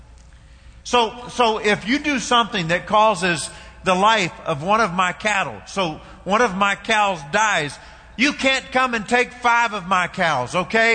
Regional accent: Kentucky, United States; I know I'm from Kentucky, but where I'm from

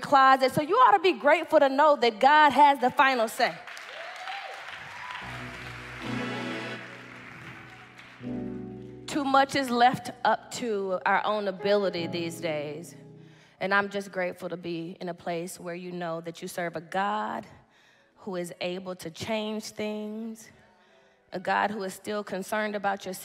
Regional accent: Dallas, Texas, United States; I'm from Dallas, Texas

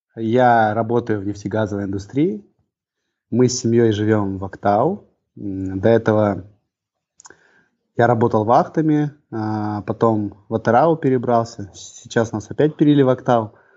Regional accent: Almaty, Kazakhstan; moved away as an adult; also born or lived in Atyrau; now in Aktau, Kazakhstan; Родился в Алмате я, вырос тоже э, в Алмате все детство.

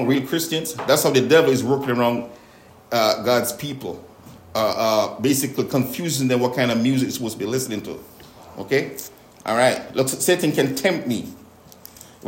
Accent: Jamaica; growing up in Jamaica

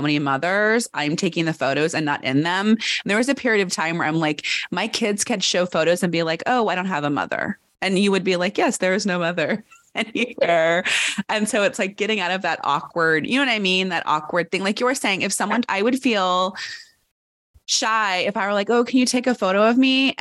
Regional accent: United States; I'm American

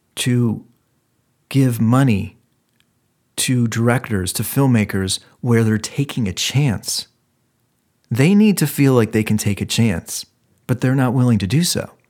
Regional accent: Ohio, United States; I'm from Ohio.

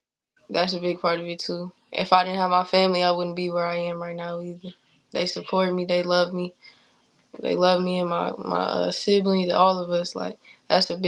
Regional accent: Fort Wayne, Indiana, United States; I'm in my hometown

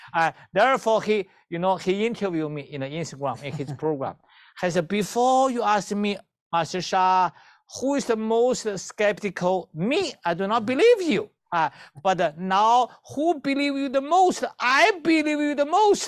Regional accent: China; moved away; I, I come from China

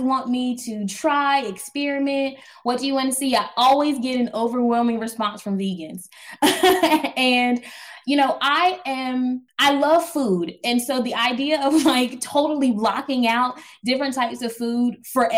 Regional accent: New Bern, North Carolina, United States; I grew up in Eastern North Carolina, New Bern, North Carolina, 252.

